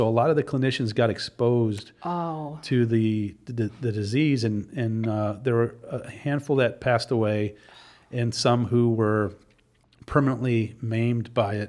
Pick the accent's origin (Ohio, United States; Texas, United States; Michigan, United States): Michigan, United States; Detroit; So yes, I was born and raised in Detroit. Actually, Royal Oak, Michigan, Beaumont Hospital is